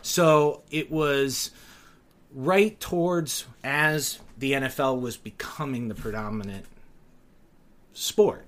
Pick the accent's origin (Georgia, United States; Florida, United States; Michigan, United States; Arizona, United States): Michigan, United States; Detroit; also born or lived in Ohio; I grew up in uh, a suburb of Detroit, Michigan, um, but to two parents who came from Ohio. I was born in Ohio.